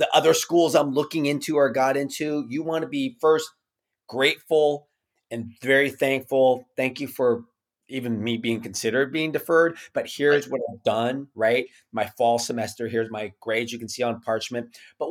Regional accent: Newport Beach, California, United States; my hometown, I'm going to give him a shout out, Sean Bolton, principal of Newport Harbor High School

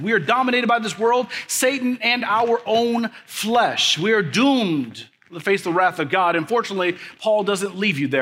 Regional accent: Kansas City, Missouri, United States; moved away as an adult; also born or lived in Leavenworth, Kansas; now in mid-Missouri, United States; I grew up in Kansas City

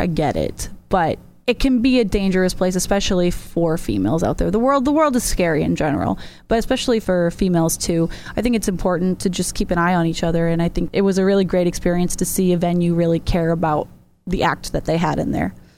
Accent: Massachusetts, United States; now in York, Maine, United States; I live in York, Maine. I'm actually originally from Massachusetts

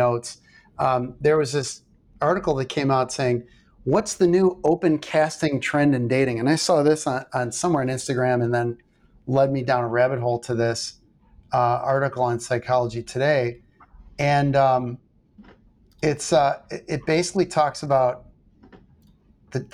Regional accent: River Forest, Illinois, United States; Tony Accardo's from my hometown. So River Forest

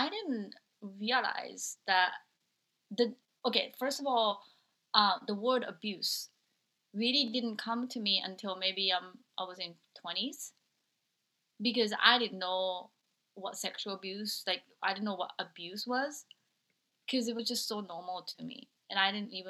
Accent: Japan; moved away; I'm originally from Japan

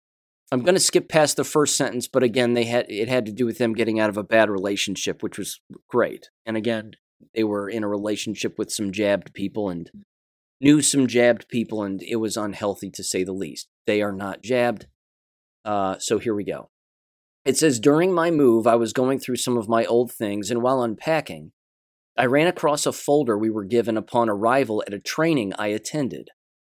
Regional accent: Oklahoma City, Oklahoma, United States; I'm from Oklahoma City, the Oklahoma City area, so the bombing got brought up in one of these classes, in one of our classes.

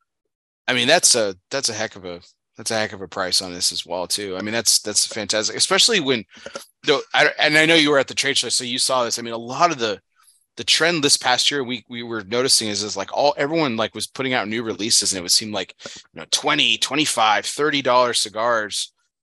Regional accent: Texas, United States; Man, growing up in Texas, that's pretty much my children are also hot blooded like me too.

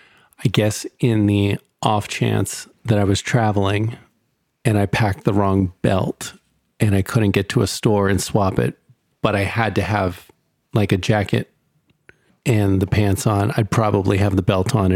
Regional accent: Philadelphia, Pennsylvania, United States; now in Los Angeles, United States; I'm from Philly.

